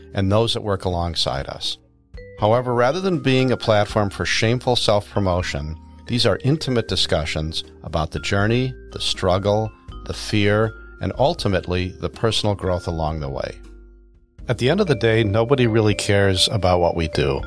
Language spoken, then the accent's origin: English; United States; I grew up in the North Shore